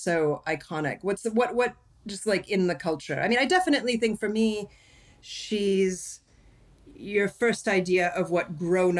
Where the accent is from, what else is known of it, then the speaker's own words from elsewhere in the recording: United States; also born or lived in United Kingdom; both American probably first and British second.